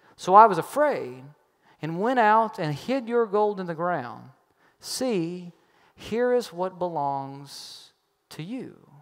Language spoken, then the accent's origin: English; Kentucky, United States; I'm from Kentucky